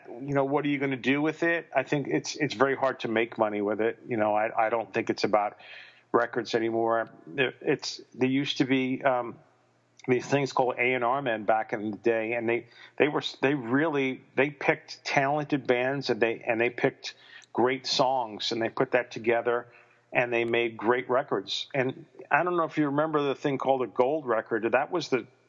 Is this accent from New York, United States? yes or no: yes; North Massapequa, New York, United States; moved away as an adult; also born or lived in Queens / Los Angeles; I was born in Queens, but I wasn't raised there. We lived out on the island in the suburbs. And I grew up in Massapequa, or actually technically North Massapequa, Long Island